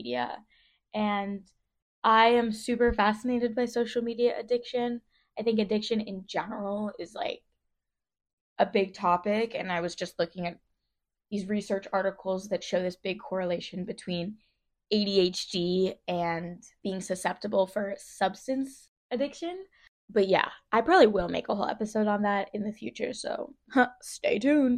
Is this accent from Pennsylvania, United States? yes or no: yes; Philadelphia, Pennsylvania, United States; I grew up in Philly.